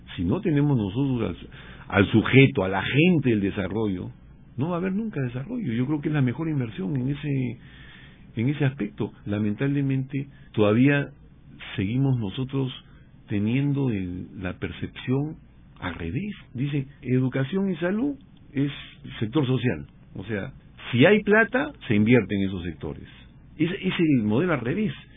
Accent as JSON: {"language": "Spanish", "country": "Peru", "said": "del Perú, que es de donde yo vengo y conozco más"}